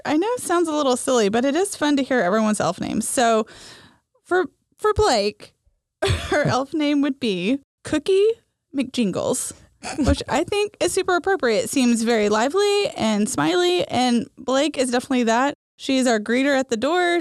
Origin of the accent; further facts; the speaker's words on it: Oklahoma, United States; growing up in Oklahoma